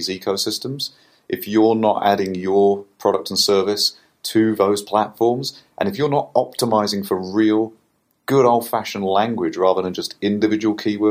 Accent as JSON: {"language": "English", "country": "United Kingdom", "said": "as a Brit"}